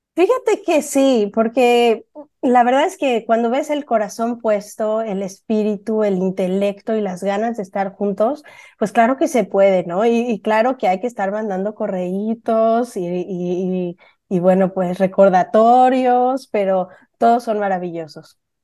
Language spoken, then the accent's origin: Spanish; Puebla, Mexico; now in San Francisco, United States; yo soy mexicana, igual que Alejandra, nada más que yo vengo de Puebla